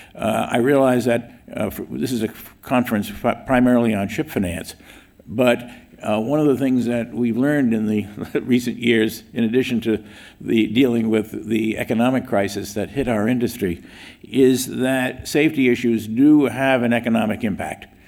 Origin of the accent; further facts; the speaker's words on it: New York City, New York, United States; I'm from New York